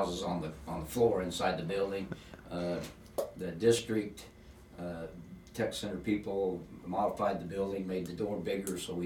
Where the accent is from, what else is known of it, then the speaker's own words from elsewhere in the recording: La Harpe, Illinois, United States; born and raised here, born at the old Iowa Hospital